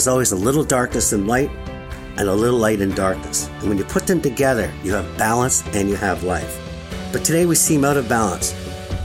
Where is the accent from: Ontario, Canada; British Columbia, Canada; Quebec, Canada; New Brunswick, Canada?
Quebec, Canada; Montreal; my hometown of Montreal